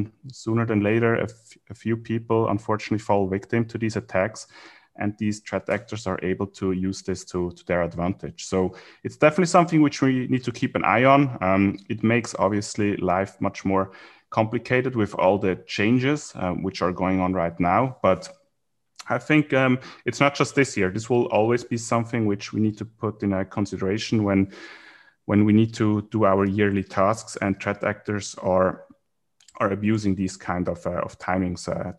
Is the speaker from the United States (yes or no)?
no; Switzerland; now in Singapore; so I'm from Switzerland originally. I live in Singapore right now